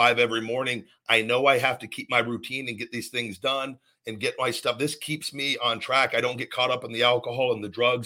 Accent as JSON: {"language": "English", "town": "Las Vegas", "region": "Nevada", "country": "United States", "tie": "born or raised there", "also_born_or_lived": "McDonough, Georgia", "moved": "as an adult", "said": "I moved from Vegas to McDonough, Georgia, 23 years old for WWE, moved across country"}